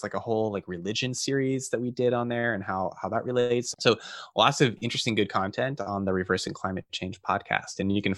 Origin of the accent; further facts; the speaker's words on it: Phoenix, Arizona, United States; So I grew up in Phoenix in Arizona, and the outdoors are uncomfortable there to say the least.